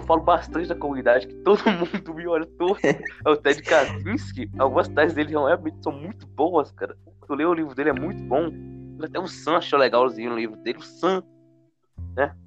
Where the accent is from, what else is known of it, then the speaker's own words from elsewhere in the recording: Recife, Pernambuco, Brazil; eu tenho 16 anos e sou de Recife, Pernambuco.